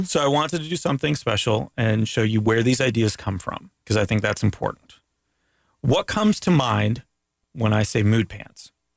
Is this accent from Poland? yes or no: no; Canada; now in United States; as a Canadian